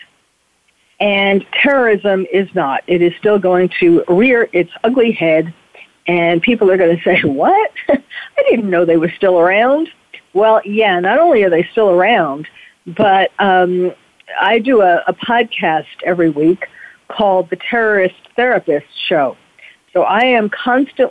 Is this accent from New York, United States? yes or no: yes; New York City, New York, United States; now in California, United States; I was born and bred in New York City